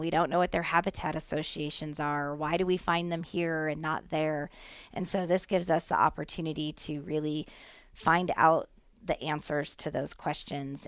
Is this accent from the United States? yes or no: yes; Nevada, United States; as Nevadans, as well as, you know, citizens of our country